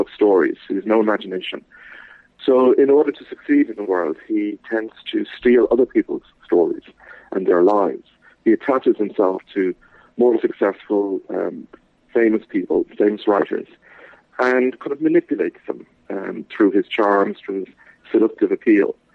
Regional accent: Dublin, Leinster, Ireland; I am an Irish writer, born in Dublin, and I still live here

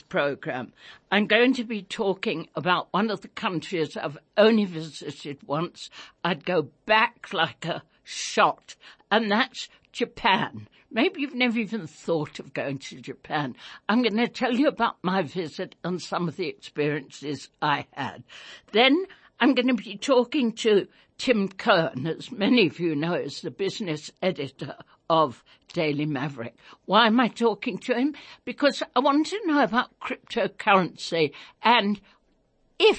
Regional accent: England, United Kingdom; now in South Africa; I was a child growing up in England during World War II.

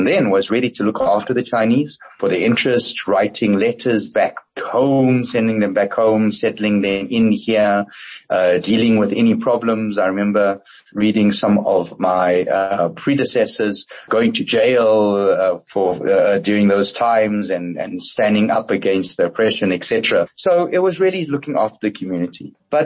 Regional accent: Johannesburg, Gauteng, South Africa; I grew up in the 70s and 80s in South Africa.

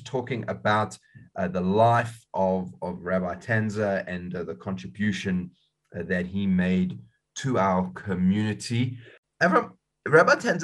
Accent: South Africa; as South African Jews

